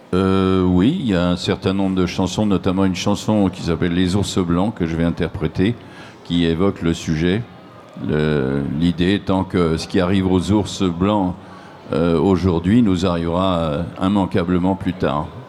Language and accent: French; Nancy, Grand Est, France; je suis originaire, moi, de Nancy